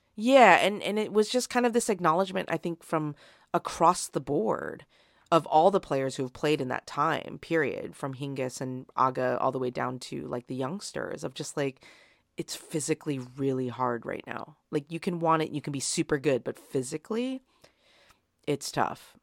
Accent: United States; despite being an American

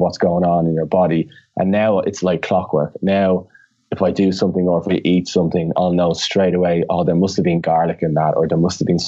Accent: Ireland; I always mix up the THs because I'm Irish and we don't pronounce our THs

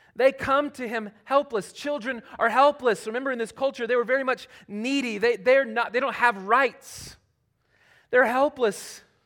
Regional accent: Charlotte, North Carolina, United States; moved away; Charlotte that's my hometown

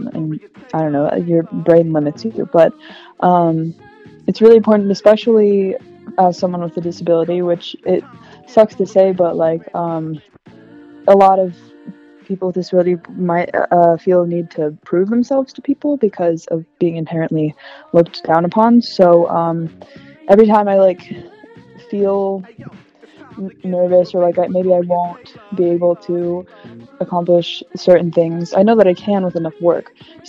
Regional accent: Minnesota, United States; And I am originally from Minnesota, but I've been in the great state of North Carolina since 2005.

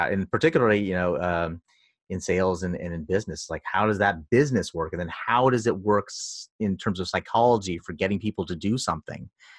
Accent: New York, United States; moved away as an adult; now in Los Angeles, United States; So I moved out from New York, in upstate New York, to LA for the job. And it was very different.

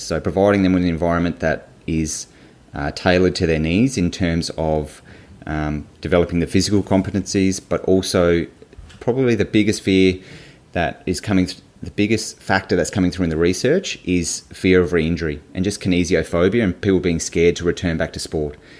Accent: Hobart, Tasmania, Australia; I grew up in in Hobart, in Tasmania

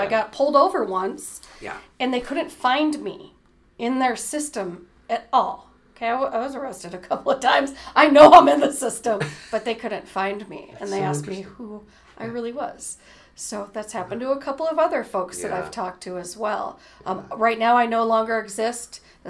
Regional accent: Cleveland, Ohio, United States; born there; on my passport, it states I was born in Cleveland.

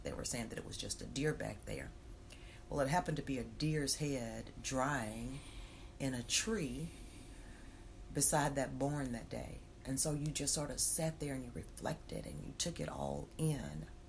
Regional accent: Mississippi, United States; I'm from Mississippi. I'm a Mississippi girl.

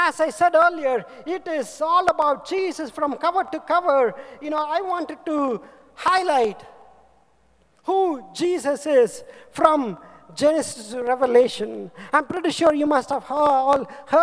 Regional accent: India; I am from India, from nowhere

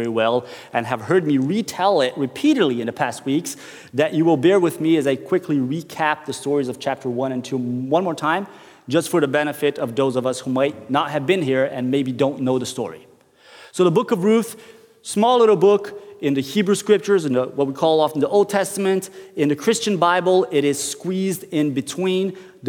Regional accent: Brazil; moved away as an adult; now in Norway; I'm from Brazil, and I have been living in Norway for over a decade.

